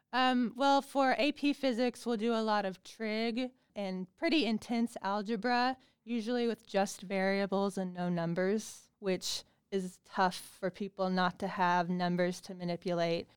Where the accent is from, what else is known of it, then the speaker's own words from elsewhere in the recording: Bedford, Indiana, United States; moved away as an adult; also born or lived in Pittsburgh, Pennsylvania; I'm actually from Bedford, Indiana